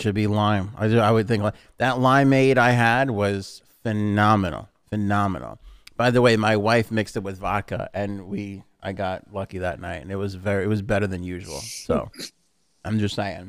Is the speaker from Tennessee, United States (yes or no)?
no; New York City, New York, United States; we're both from Queens